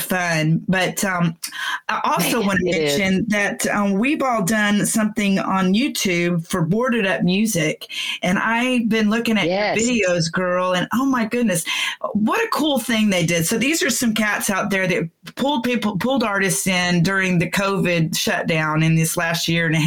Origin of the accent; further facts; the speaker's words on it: Texas, United States; I'm from the South. I'm a Texan girl